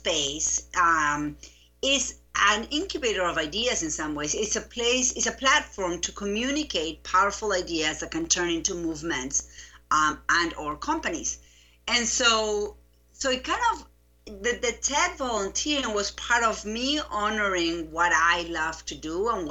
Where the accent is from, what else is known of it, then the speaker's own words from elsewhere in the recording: Buenos Aires, Argentina; English is a second language; moved away as an adult; now in United States; I grew up in Buenos Aires. I lived there until I was 25